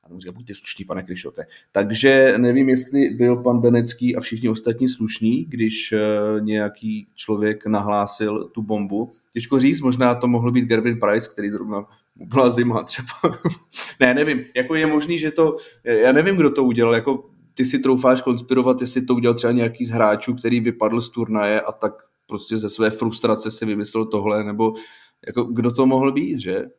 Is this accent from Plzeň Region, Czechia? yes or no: yes; Plzeň, Plzeň Region, Czechia; já jsem chodil eh, v Plzni na základní školu, tak já jsem z Plzně